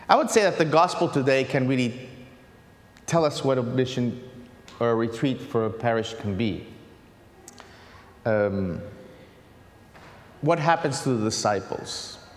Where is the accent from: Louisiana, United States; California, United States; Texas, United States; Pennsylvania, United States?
Pennsylvania, United States; Pittsburgh; born there; also born or lived in Haiti / Italy; Haiti for six years. Uh, so I've been a missionary there. Before that, I was in Italy. Before that, I was born in Pittsburgh.